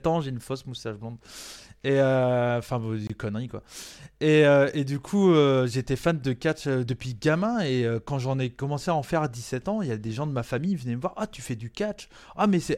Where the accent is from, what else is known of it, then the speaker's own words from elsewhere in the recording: Brittany, France; j'ai la culture américaine, mais j'ai grandi en France